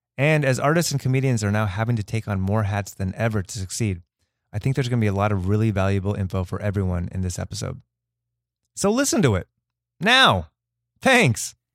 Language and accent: English; Los Angeles, California, United States; we're both from the Valley